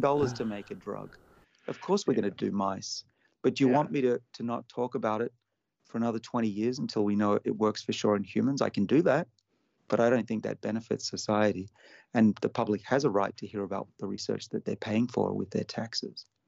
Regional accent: Sydney, New South Wales, Australia; my hometown of Sydney

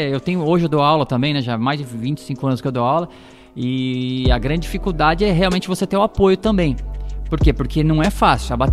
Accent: Osasco, São Paulo, Brazil; eu sou da, daqui de Osasco, né? Nasci em Osasco, sou cidadão osasquense

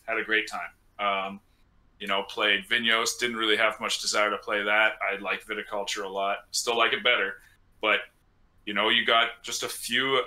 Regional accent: British Columbia, Canada; I'm from British Columbia, so Okanagan

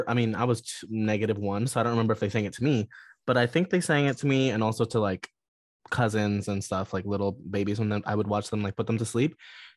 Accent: Florida, United States; born there; Yeah, I was born in Florida.

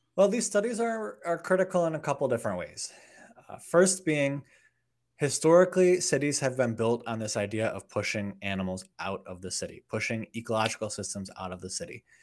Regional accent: outside of Chicago, Illinois, United States; I grew up outside of Chicago, Illinois

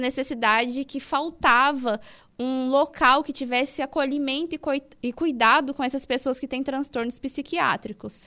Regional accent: Itumbiara, Goiás, Brazil; moved away as an adult; now in Araranguá, Brazil; Eu sou de Intubiara, Goiás, sou goiana

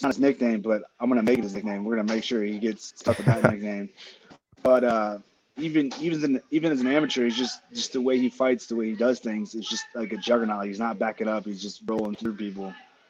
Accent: United States; I'm American, so you can't go French vanilla.

